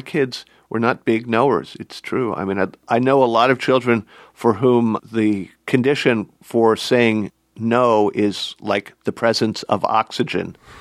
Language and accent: English; Philadelphia, Pennsylvania, United States; I'm a Philadelphian, a native Philadelphian